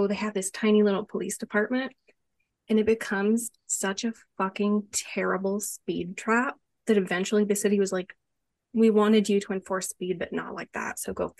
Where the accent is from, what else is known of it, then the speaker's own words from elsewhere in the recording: Florida, United States; So I grew up in Florida